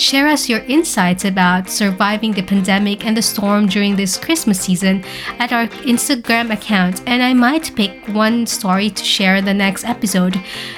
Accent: Philippines; So currently, the Philippines, my home country, has been hit by a massive Category 5 typhoon named Odette

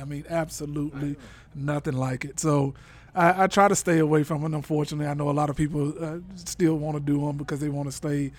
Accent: Little Rock, Arkansas, United States; moved away; also born or lived in Memphis, Tennessee; No, I'm originally from Little Rock.

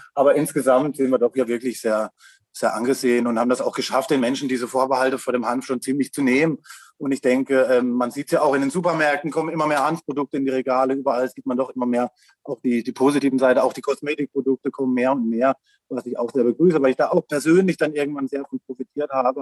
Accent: Lahr, Black Forest, Baden-Württemberg, Germany; Ich komme aus La im schönen Schwarzwald

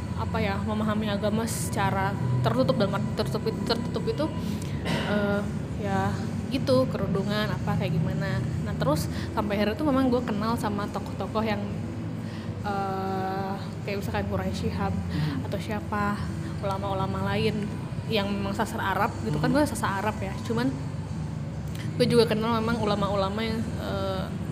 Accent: Garut, West Java, Indonesia; sejak SMA by the way di Garut

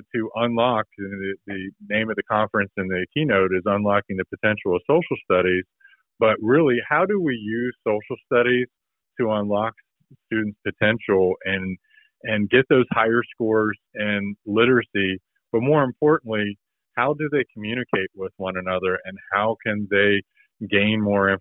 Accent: Southwest Ohio, United States; I'm from Southwest Ohio, lived here my whole life.

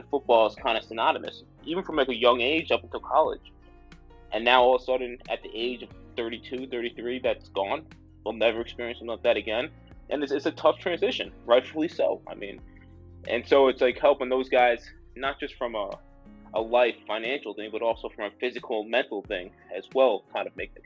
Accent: United States; I was born right outside of New York

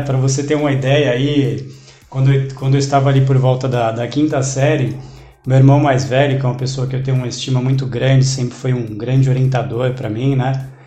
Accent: São Caetano do Sul, São Paulo, Brazil; eu nasci em São Caetano do Sul, né? É, cidade pequena, mas muito conhecida

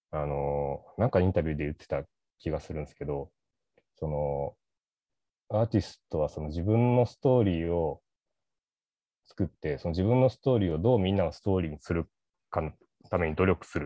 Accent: Ishikawa, Japan; moved away as an adult; 18歳で神戸の大学に入って、石川出身なんですけど、その時に、こう、自分の方言を強制してしまったことがあの本当にかっこつけた方を間違えたなって今思うっていうのがあって、なんか石川って、まあ、方言でまあなまってるんですけど

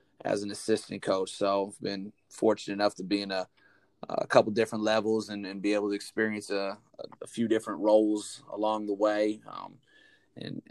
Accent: Northwest Indiana, United States; where I grew up, Northwest Indiana, better known as to the people around there and people that have a understanding of Indiana, the region

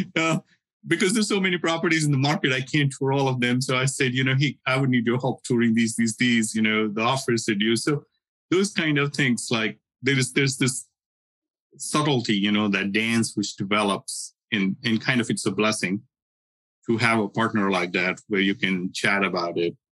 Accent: India; moved away as an adult; I learned Sanskrit growing up in India

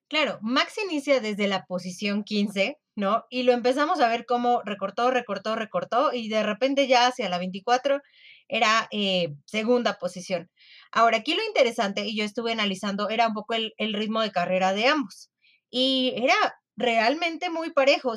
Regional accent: Mexico; como mexicana

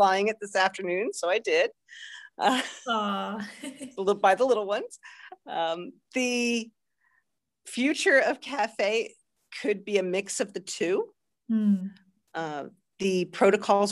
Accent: New Jersey, United States; moved away as an adult; now in Pennsylvania, United States; I hail from New Jersey, that part of New Jersey that the North and South don't like to acknowledge, Central Jersey

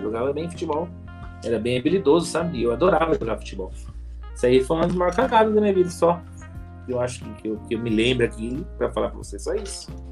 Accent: São José dos Campos, São Paulo, Brazil; eu nasci em São José dos Campos, nasci no, no Hospital Pio 12

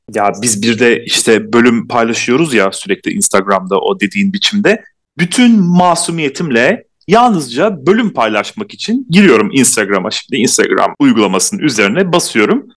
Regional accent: İzmir, Turkey; İzmirliyim ben de.

